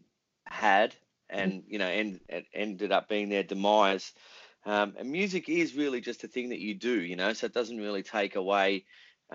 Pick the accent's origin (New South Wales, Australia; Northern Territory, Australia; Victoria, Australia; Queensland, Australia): Victoria, Australia; Melbourne; we were an Australian band, we're from Melbourne